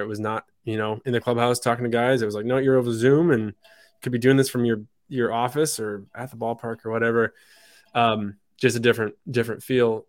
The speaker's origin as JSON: {"language": "English", "region": "Michigan", "country": "United States", "also_born_or_lived": "France / Pittsburgh", "moved": "as an adult", "lives_now": "New England, United States", "said": "I'm from Michigan. My folks are still back there"}